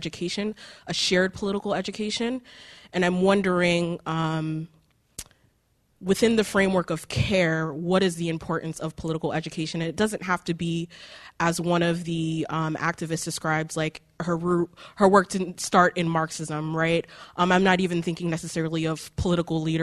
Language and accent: English; New York, United States; I'm from the States, New York specifically